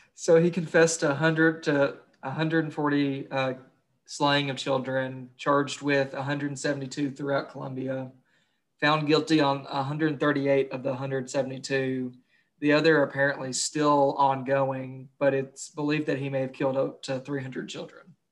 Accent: Kentucky, United States; I'm from Kentucky

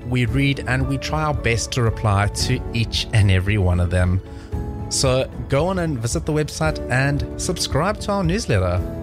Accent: South Africa; moved away; I'm originally from South Africa.

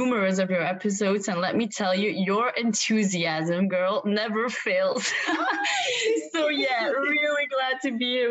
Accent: Belgium; also born or lived in Ghent, Belgium; I'm from Belgium

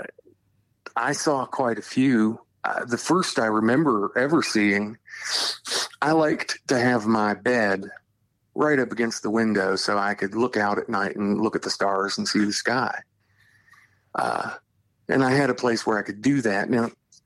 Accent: Charleston, West Virginia, United States; I grew up near Charleston, the capital

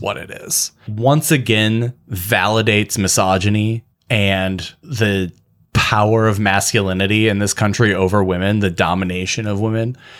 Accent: Michigan, United States; I love being from Michigan. I love being a Michigander

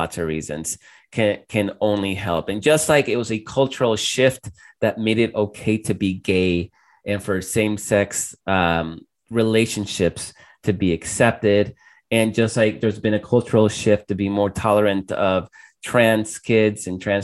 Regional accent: El Salvador; moved away; I grew up in El Salvador

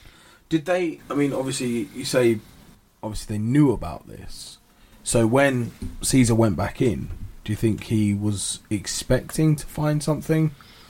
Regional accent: United Kingdom; I'm British.

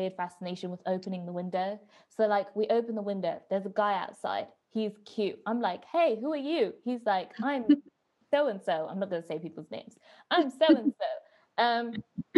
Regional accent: Coventry, West Midlands, United Kingdom; I'm from Coventry

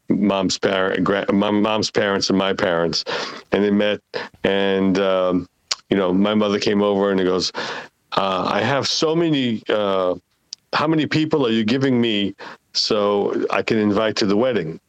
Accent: Israel; English is a second language; now in United States; I've left Israel many years ago

